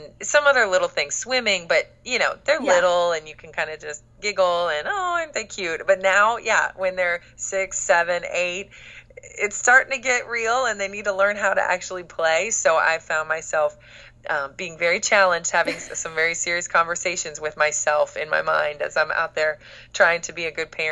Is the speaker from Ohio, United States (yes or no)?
yes; Cincinnati, Ohio, United States; also born or lived in Florida; now in Tallahassee, United States; I am from Cincinnati, Ohio